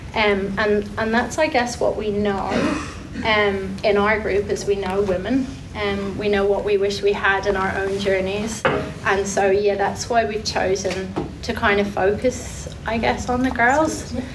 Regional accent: Ireland; moved away as an adult; now in Taranaki, New Zealand; I'm Irish. We came about six years ago, myself and my three girls and my partner Shane

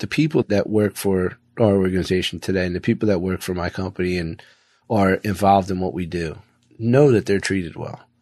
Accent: Philadelphia, Pennsylvania, United States; now in Florida, United States; I came from a blue collar town. I came from Philly

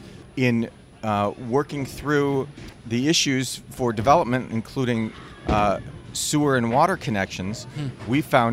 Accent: Milwaukee, Wisconsin, United States; moved away; I came from Milwaukee, Wisconsin, is where I was raised, which is a major bowling town.

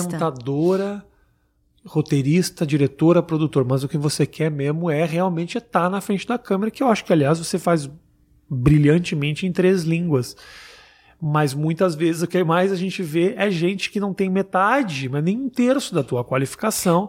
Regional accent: Porto Alegre, Rio Grande do Sul, Brazil; also born or lived in São Paulo; now in New York, United States; eu nasci em Porto Alegre, né? E a gente usa arredar.

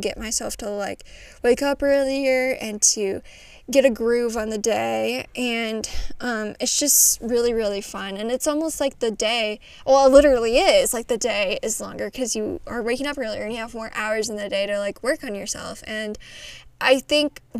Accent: Midwest, United States; I know I say pop. I'm from the Midwest

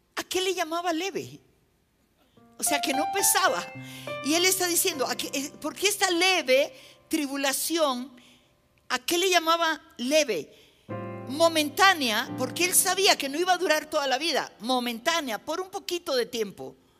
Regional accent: Nariño, Colombia; En mi país hay una zona del país que, es al, departamento que yo pertenezco, ¿no? Nosotros somos costa

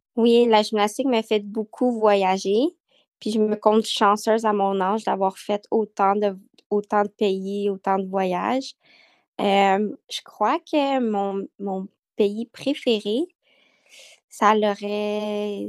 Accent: Montreal, Quebec, Canada; Je suis née à Montréal

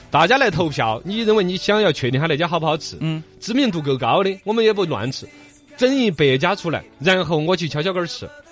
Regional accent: Chengdu, Sichuan, China; 像我们成都人

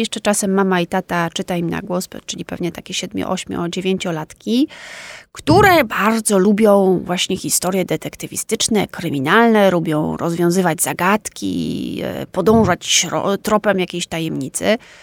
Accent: Warsaw, Masovian Voivodeship, Poland; also born or lived in Wisła, Cieszyn Silesia; urodziłam się i mieszkałam w Warszawie

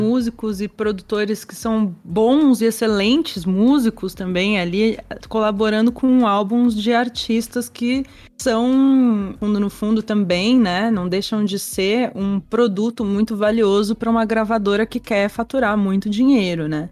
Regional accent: Brazil; onde a gente anda como brasileiro

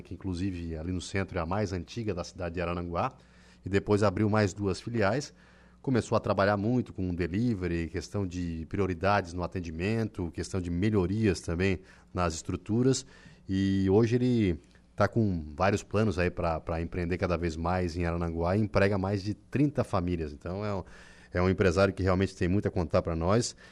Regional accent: São João do Sul, Santa Catarina, Brazil; eu sou de São João, eu sou da minha família é de São João do Sul

